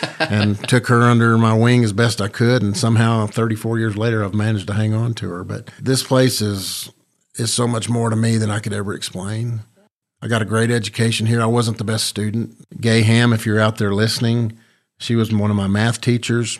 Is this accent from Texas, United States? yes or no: yes; Dumas, Texas, United States; I grew up in Dumas, Texas